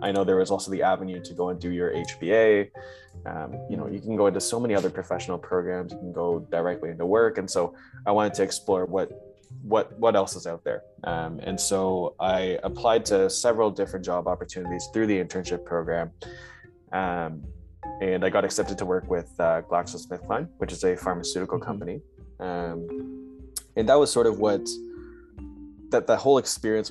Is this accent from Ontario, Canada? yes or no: yes; Brampton, Ontario, Canada; I'm from Brampton, Ontario. I did my high school and studies in the GTA